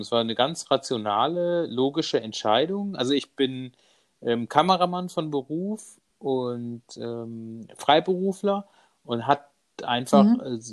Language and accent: German; Munich, Bavaria, Germany; ich bin ähm, aus München, bin verheiratet